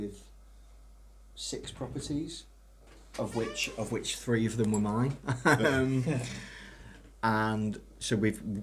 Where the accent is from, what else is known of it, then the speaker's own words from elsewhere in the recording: Ellesmere Port, North West England, United Kingdom; I'm originally from Ellesmere Port.